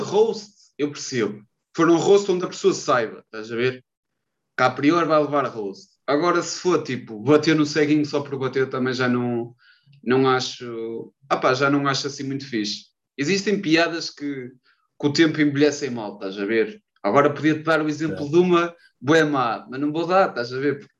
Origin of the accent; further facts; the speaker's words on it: Maceda, Aveiro District, Portugal; also born or lived in Porto; eu sou de Maceda, perto, perto, perto de Ovar